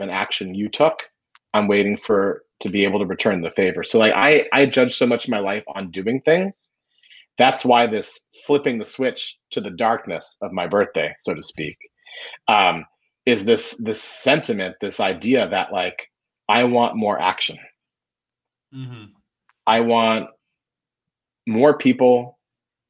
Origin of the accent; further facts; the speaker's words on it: Florida, United States; moved away; I grew up in Florida. I played barefoot soccer at 4 o'clock on my birthday